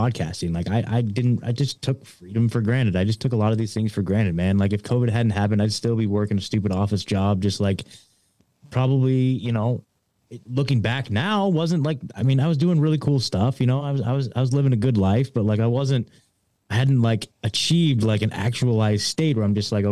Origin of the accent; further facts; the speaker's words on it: Oregon, United States; moved away; I was born and raised in Oregon.